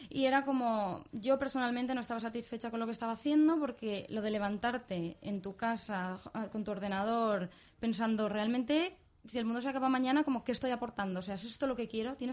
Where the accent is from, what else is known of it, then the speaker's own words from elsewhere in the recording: Barcelona, Catalonia, Spain; also born or lived in London; luego estuve, he estado bastante tiempo en Londres, luego en, Barcelona, que es justo de donde vengo